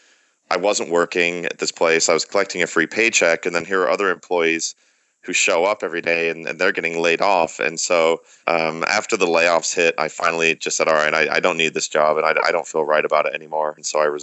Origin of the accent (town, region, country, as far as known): Michigan, United States; born or raised there; accent: American; moved away as an adult; also born or lived in Reading, England; now in San Diego, United States